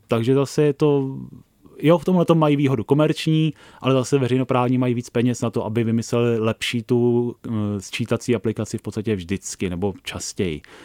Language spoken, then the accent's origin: Czech; Prague, Czechia; já jsem z Prahy 13